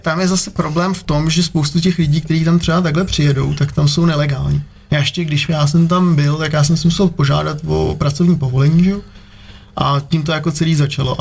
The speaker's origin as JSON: {"language": "Czech", "country": "Czechia", "also_born_or_lived": "Prague / London", "moved": "yes", "said": "já jsem jako původně z Krkonoš"}